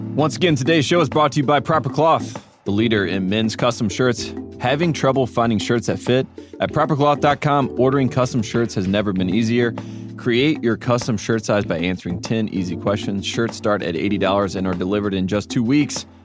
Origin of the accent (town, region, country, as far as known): Durham, North Carolina, United States; born or raised there